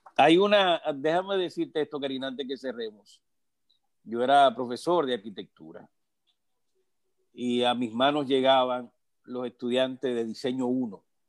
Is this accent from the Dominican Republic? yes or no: yes; Moca, Espaillat, Dominican Republic; Moca, de donde soy